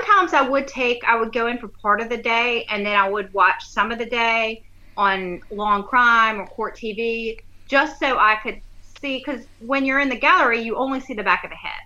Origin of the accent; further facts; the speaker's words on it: Hilton Head, South Carolina, United States; I grew up in Hilton Head